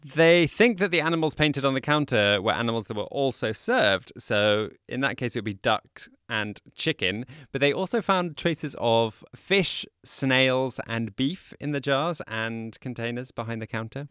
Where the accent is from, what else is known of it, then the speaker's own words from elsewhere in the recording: United Kingdom; I'm British